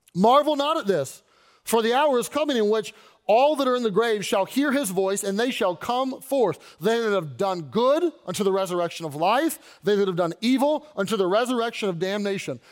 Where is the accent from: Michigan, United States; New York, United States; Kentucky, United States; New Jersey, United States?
Kentucky, United States; Louisville; moved away as an adult; I was born in Louisville, lived my whole life there, born and raised, and then when I went off to college, I, uh, I left